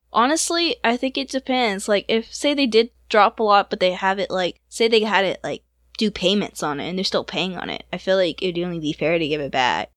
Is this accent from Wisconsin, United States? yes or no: no; Georgia, United States; It's in Georgia, and you've been through my hometown